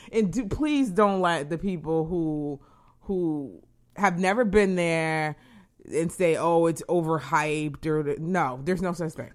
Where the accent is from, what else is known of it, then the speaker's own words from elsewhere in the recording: New England, United States; moved away; I am from New England.